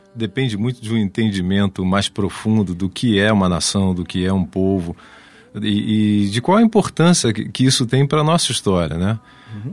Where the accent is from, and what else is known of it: Brazil; also born or lived in Germany / Portugal